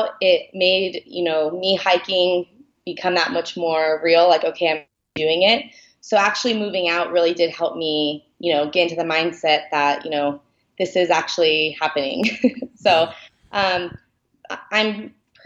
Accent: Seattle, Washington, United States; I'm from Seattle, Washington.

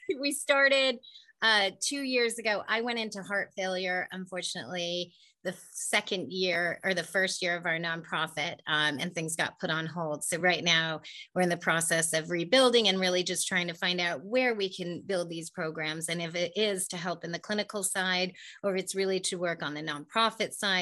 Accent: Silicon Valley, California, United States; I grew up in the Silicon Valley. I was born and raised here

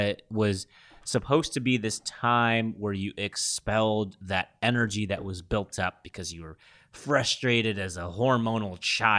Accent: London, United Kingdom; I'm from London.

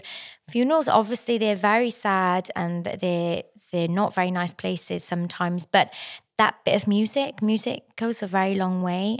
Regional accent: South Wales, United Kingdom; moved away as an adult; now in New South Wales, Australia; originally I'm from South Wales. Um, in Wales

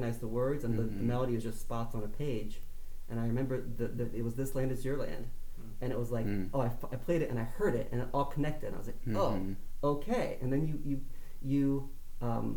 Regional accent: Tallmadge, Ohio, United States; I grew up in Talmadge, Ohio, just outside of Akron

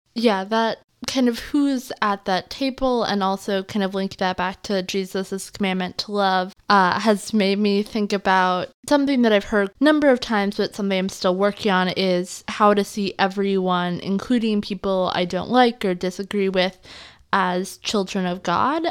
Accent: the Northwest, Pacific Northwest, United States; growing up in the Northwest

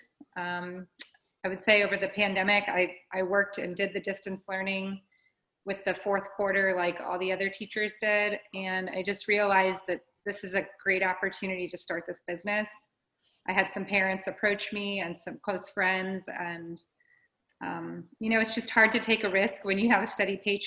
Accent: Sanibel, Florida, United States; also born or lived in New York City; I'm a Sanibel native.

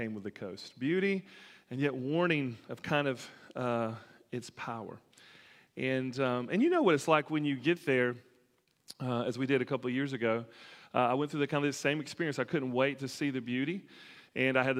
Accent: Alabama, United States; growing up in Alabama

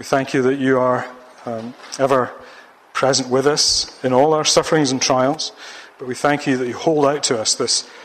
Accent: Ayr, Scotland, United Kingdom; the football team of my hometown, Ayr United

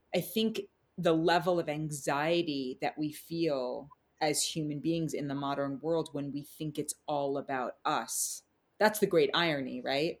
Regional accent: New York City, New York, United States; also born or lived in New Zealand; now in Tennessee, United States; I grew up in Manhattan, which I loved.

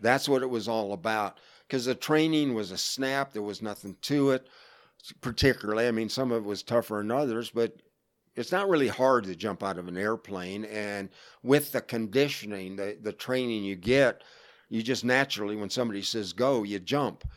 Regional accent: Florida, United States; moved away; I grew up in Florida

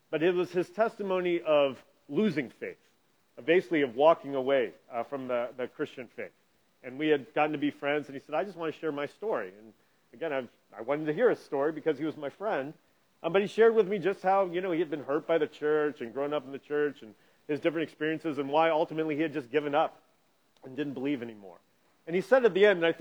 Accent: Indianapolis, Indiana, United States; growing up in Indianapolis

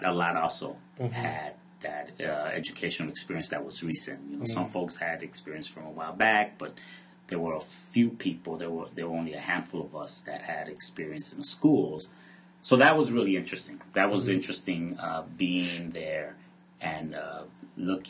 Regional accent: Chicago, Illinois, United States; I grew up in Pilsen and Little Village

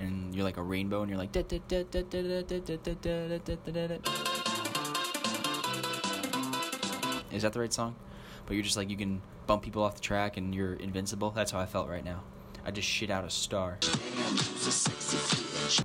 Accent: New Jersey, United States; now in Brooklyn, United States; I'm a transplant. I am only from New Jersey.

